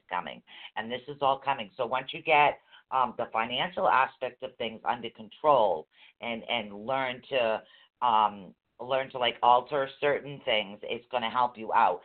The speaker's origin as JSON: {"language": "English", "town": "Boston", "region": "Massachusetts", "country": "United States", "said": "we're from Boston."}